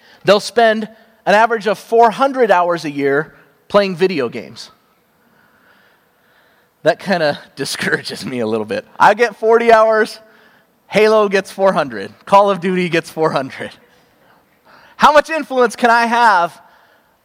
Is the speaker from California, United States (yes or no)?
yes; Cupertino, California, United States; I grew up in Cupertino, California